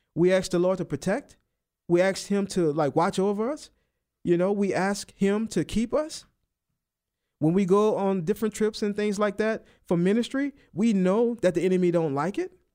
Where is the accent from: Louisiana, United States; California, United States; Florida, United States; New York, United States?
Louisiana, United States; New Orleans; moved away; I'm from New Orleans